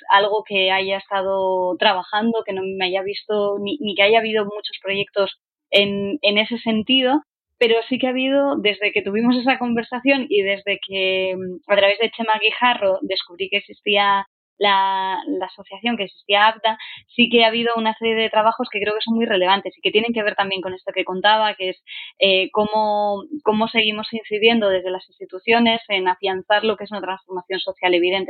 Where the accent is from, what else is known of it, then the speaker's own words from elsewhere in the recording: Asturias, Spain; soy asturiana